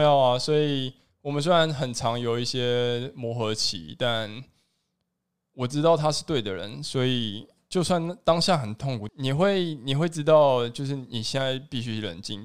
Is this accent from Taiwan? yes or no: yes; Taiwan; 我就是台湾人